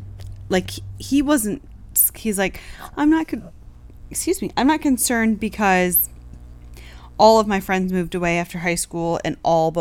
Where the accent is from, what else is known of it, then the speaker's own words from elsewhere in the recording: West Coast, United States; we're from the West Coast